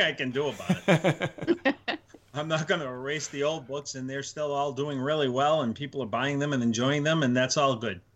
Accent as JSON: {"language": "English", "region": "Northeast", "country": "United States", "said": "I'm Italian from Northeast"}